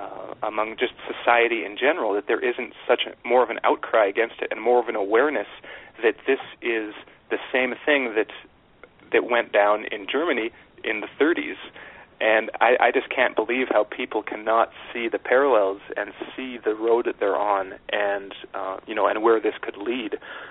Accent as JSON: {"language": "English", "country": "Canada", "tie": "born or raised there", "said": "I didn't have an extensive education on American politics growing up in Canada."}